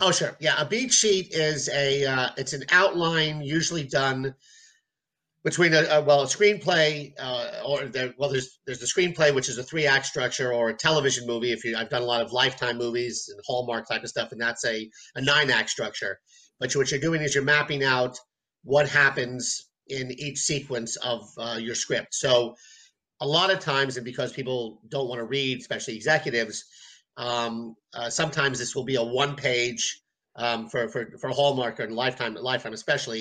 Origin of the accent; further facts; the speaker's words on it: New York City, New York, United States; I'm from New York City.